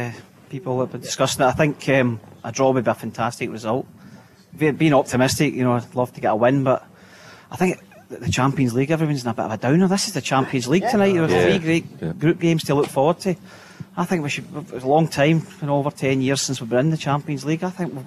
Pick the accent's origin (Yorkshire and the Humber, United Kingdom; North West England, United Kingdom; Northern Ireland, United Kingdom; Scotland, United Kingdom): Scotland, United Kingdom; Garrion Bridge near Larkhall; Gary and Bridge near Lark Hall.